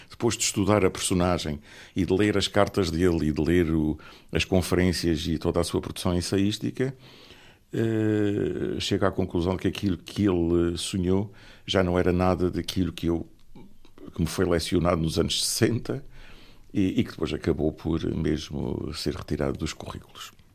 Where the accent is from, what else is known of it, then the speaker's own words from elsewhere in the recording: Angra do Heroísmo, Azores, Portugal; also born or lived in Lisbon / Barcelona; natural de Angra do Heroísmo e aqui cresci